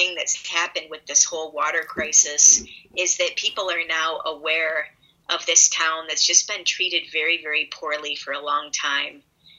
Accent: Midwest, United States; I'm from the Midwest, which means I'm passive aggressive as fuck.

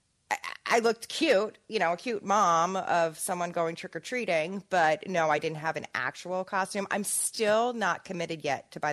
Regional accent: New Jersey, United States; we're all from North Jersey.

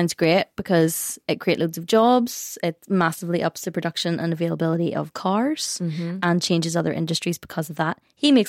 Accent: Northern Ireland, United Kingdom; we are Northern Irish

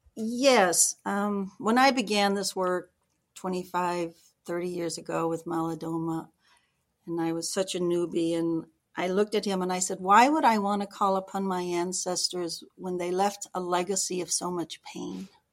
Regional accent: Georgia, United States; moved away; I was born in Georgia

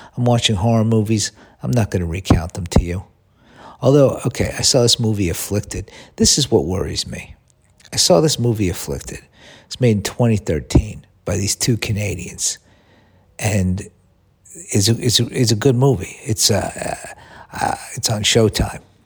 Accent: United States; moved away; also born or lived in Los Angeles

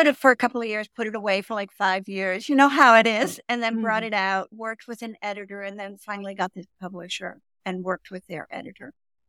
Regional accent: Malmö, Skåne, Sweden; also born or lived in Stockholm; I was born in Sweden, in Stockholm, and then I was placed when I was 6 months old in a foster care down at the tip of Sweden in Malmö with a family.

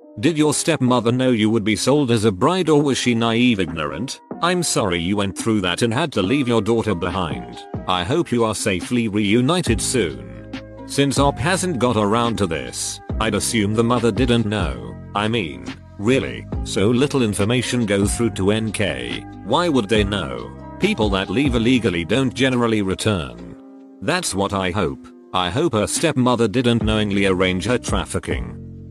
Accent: North Korea; moved away as an adult; now in -; I'm from North Korea. I escaped to China when I was 18

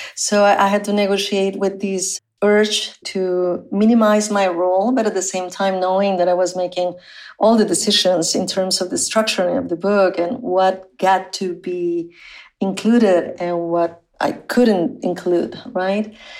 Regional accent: Matamoros, Tamaulipas, Mexico; English is a second language; moved away; I was born on the Mexican side of the US Mexico border in the city of Matamoros

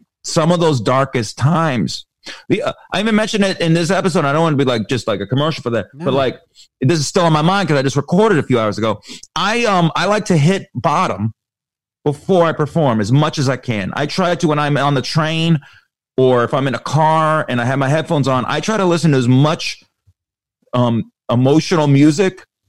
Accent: Las Vegas, Nevada, United States; Ironically, Las Vegas. So there you go.

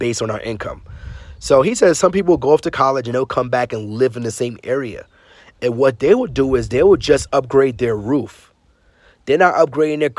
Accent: New York City, New York, United States; growing up in Brooklyn, New York, I wasn't a big traveler

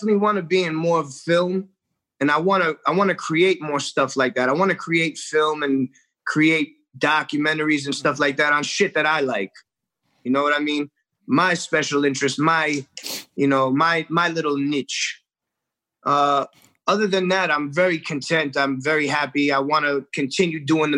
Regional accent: New York City, New York, United States; I grew up in the restaurant industry. My family had a restaurant growing up in Forest Hills, Queens

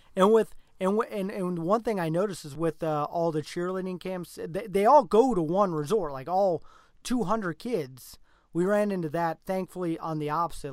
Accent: Nebraska, United States; we're from Nebraska

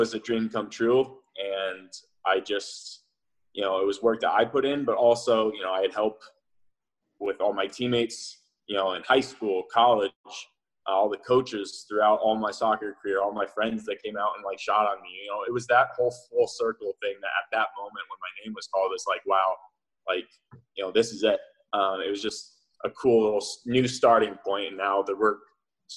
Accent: Indianapolis, Indiana, United States; born or raised there; moved away as an adult; also born or lived in Roeland Park, Kansas; now in Kansas City, United States

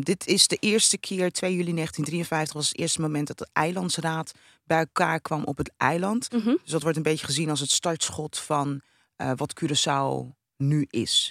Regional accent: Netherlands; also born or lived in Rotterdam; ik ben een Nederlandse, want ik ben hier geboren.

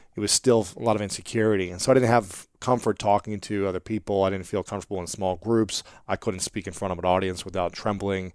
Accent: United States; I grew up in America

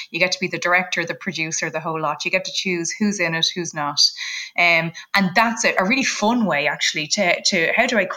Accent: Ireland; we're both Irish

